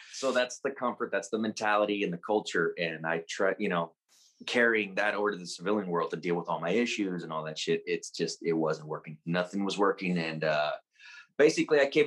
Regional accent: San Antonio, Texas, United States; I was born and raised here in San Antonio, Texas

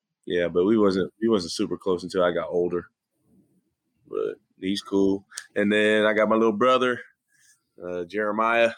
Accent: Fresno, California, United States; now in Oklahoma, United States; I'm from Fresno, California, 559

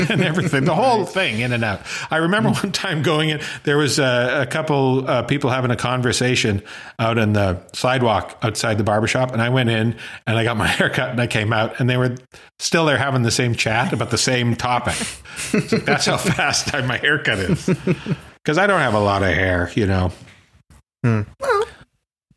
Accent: Saskatchewan, Canada; I grew up in Saskatchewan

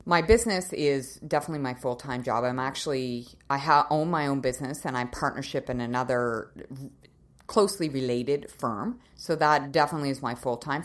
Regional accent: Nova Scotia, Canada; moved away as an adult; also born or lived in Winnipeg, Manitoba / Calgary, Alberta; now in Kelowna, Canada; I was born and raised in Nova Scotia, so I'm a maritimer

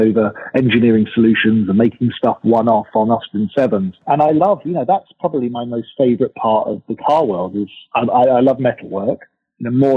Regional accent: England, United Kingdom; now in United States; being British, growing up in England

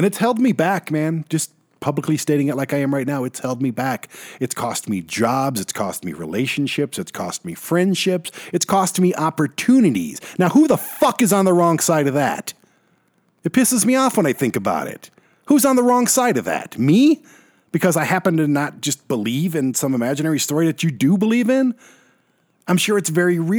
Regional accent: Detroit, Michigan, United States; We grew up in Detroit

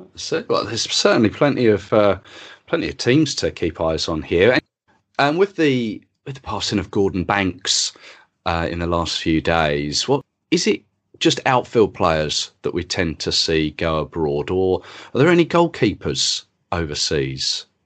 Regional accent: England, United Kingdom; I'm English. My parents are English. Their parents are English.

